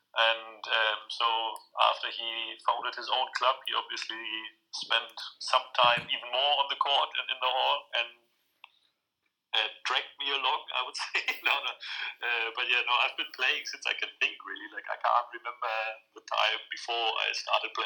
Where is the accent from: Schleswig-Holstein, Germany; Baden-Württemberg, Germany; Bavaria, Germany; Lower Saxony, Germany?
Lower Saxony, Germany; a small village close to Hanover; moved away as an adult; also born or lived in Saarbrücken, Germany; now in Edinburgh, United Kingdom; I'm born and raised in Germany, in a very small village close to Hanover